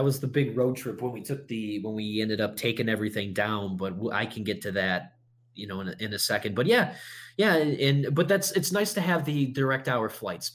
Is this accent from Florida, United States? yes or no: no; Buffalo, New York, United States; moved away as an adult; now in Arlington, Virginia, United States; we're from Buffalo